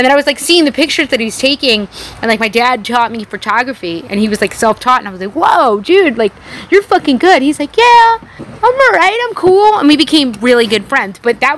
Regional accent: New York City, New York, United States; now in Austin, United States; because I was born and raised in New York City.

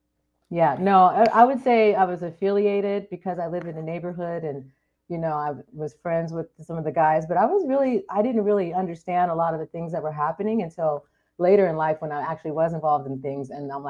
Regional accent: Anchorage, Alaska, United States; born there; I was born in Anchorage, Alaska.

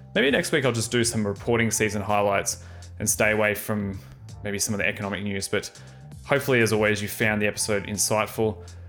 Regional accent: Australia; we, as in Aussie wine exporters like T

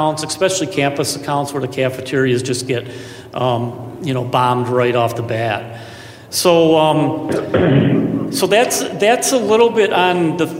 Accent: Florida, United States; I'm from Florida too.

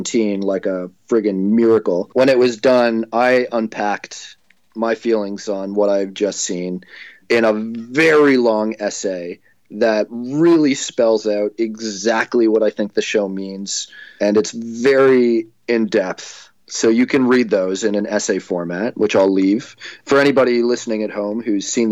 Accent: Toronto, Ontario, Canada; I grew up in Toronto

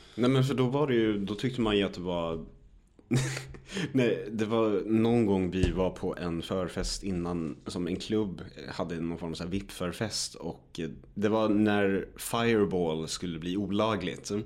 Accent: Örebro, Örebro County, Sweden; hemma i Örebro

